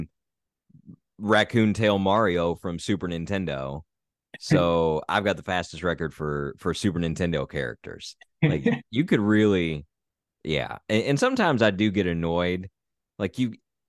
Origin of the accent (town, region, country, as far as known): Southern Indiana, United States; born or raised there; moved away